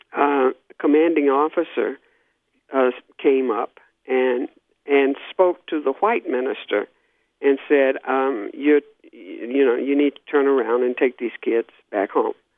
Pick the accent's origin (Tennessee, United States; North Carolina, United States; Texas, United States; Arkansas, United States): Arkansas, United States; Little Rock; I grew up in Little Rock, Arkansas. I was born and raised there.